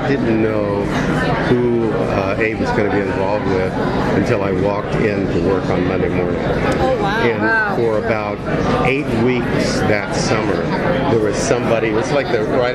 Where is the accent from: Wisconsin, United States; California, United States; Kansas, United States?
Kansas, United States; moved away; I grew up in a little farm town in Kansas